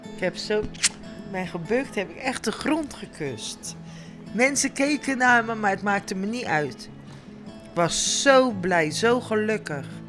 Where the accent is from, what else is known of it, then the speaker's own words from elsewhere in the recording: Netherlands; ik als Nederlandse vrouw